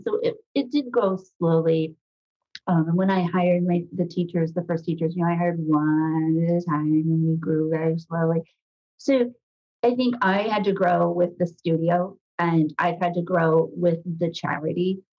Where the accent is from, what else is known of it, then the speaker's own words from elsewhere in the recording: Midwest, United States; knowing you're a Midwesterner, I'm a Midwesterner. We all know how to roll up our sleeves. We all know how to work. I grew up in a small town.